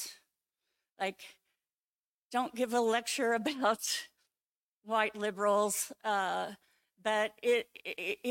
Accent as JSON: {"language": "English", "town": "Tulsa", "region": "Oklahoma", "country": "United States", "tie": "born or raised there", "moved": "yes", "lives_now": "Takoma Park, United States", "said": "I was born and raised in Tulsa, Oklahoma area"}